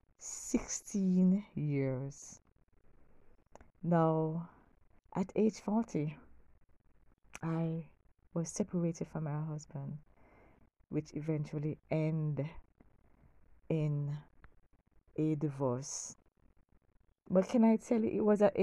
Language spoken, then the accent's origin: English; Kingston, Jamaica; growing up in Kingston, Jamaica